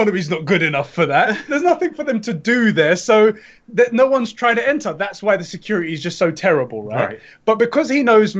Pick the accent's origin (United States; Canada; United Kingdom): United Kingdom; England; also born or lived in Cyprus; I'm from Cyprus. I was born in England. My mom was born in England, but my dad was born in Cyprus.